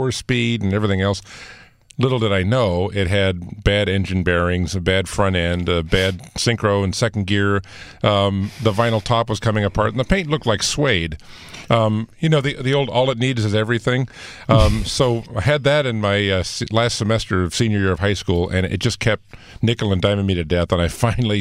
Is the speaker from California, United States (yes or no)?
yes; San Fernando Valley, California, United States; also born or lived in New Jersey; I was born in the San Fernando Valley. We lived in New Jersey for a couple of years when I was a toddler